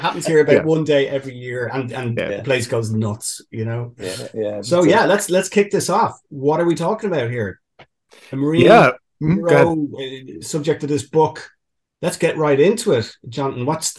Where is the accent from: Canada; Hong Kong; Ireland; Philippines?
Ireland; We're Irish.